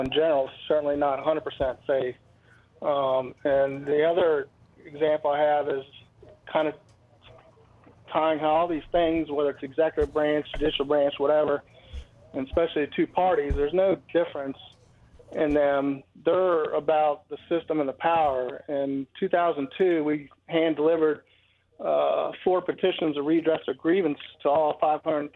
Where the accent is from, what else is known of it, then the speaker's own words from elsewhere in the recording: Northern Virginia, United States; now in Virginia, United States; we grew up in Northern Virginia